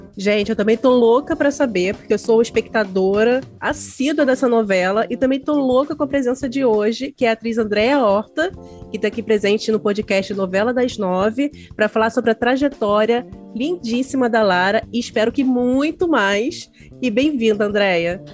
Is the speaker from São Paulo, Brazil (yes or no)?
no; Rio de Janeiro, Brazil; accent: carioca; a gente tinha que treinar não ter o sotaque, no meu caso, de carioca